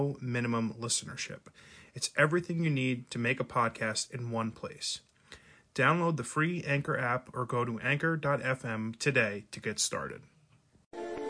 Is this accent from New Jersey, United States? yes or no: yes; New Jersey, United States; also born or lived in West Virginia; I'm from New Jersey. I still live here